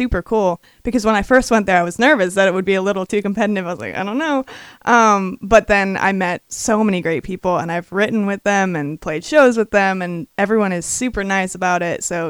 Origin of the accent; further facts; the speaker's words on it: New York City, New York, United States; moved away as an adult; now in Nashville, United States; I'm from Manhattan. We moved up to a house when I was a kid